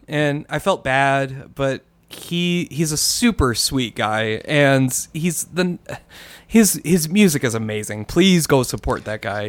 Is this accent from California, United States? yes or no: no; Minnesota, United States; now in New Mexico, United States; I'm from Minnesota and I moved to New Mexico.